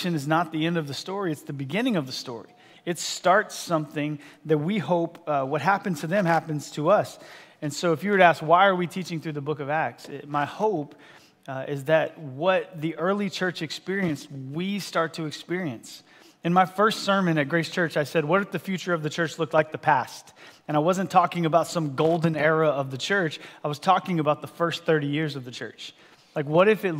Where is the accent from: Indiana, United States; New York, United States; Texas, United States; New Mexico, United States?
Texas, United States; moved away as an adult; now in San Diego, United States; I actually grew up in a small state called Texas.